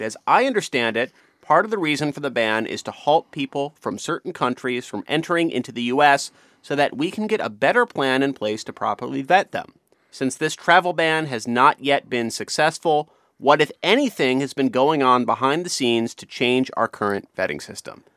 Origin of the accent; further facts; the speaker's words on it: New Jersey, United States; moved away; I grew up mostly in New Jersey